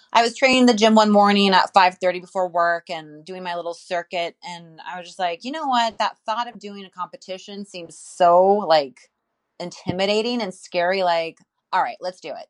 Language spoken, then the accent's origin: English; Santa Cruz, California, United States; Santa Cruz, California